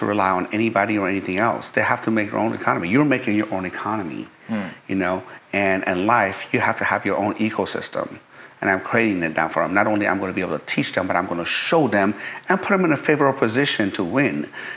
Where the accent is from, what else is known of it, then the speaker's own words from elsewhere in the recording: Tehran, Tehran Province, Iran; I was born in Tehran, Iran, capital city. And when I was three, we went to war with Iraq